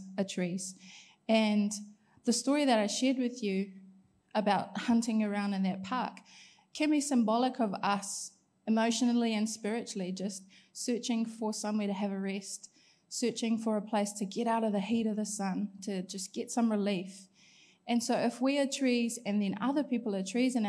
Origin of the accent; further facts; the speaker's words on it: Gisborne, New Zealand; moved away; I grew up in Gisborne.